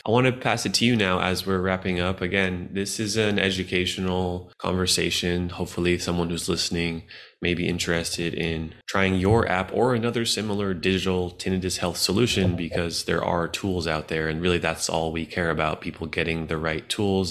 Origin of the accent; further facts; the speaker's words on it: United States; I'm an American